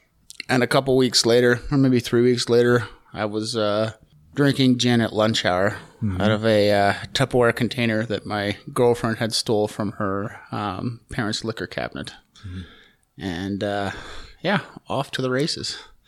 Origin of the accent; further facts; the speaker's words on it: Calgary, Alberta, Canada; I grew up here in Calgary. Hometown kid.